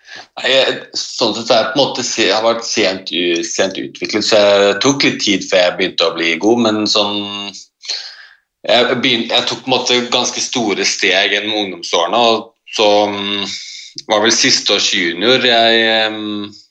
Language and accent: Norwegian; Oslo, Norway; Jeg er født og oppvokst i, i Oslo.